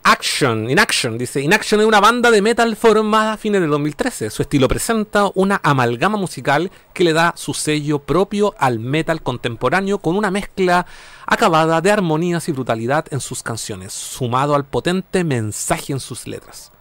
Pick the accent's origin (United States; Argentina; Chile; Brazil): Chile; Vallenar, Atacama; mi ciudad natal